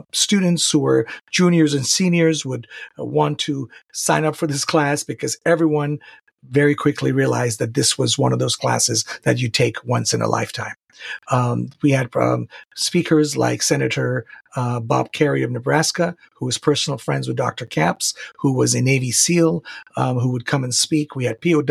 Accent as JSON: {"language": "English", "town": "Tehran", "region": "Tehran Province", "country": "Iran", "also_born_or_lived": "Santa Barbara, California, United States", "moved": "yes", "lives_now": "San Diego, United States", "said": "I am originally from Tehran, Iran. I've lived in the United States since 1986 legally. I am living in San Diego, California"}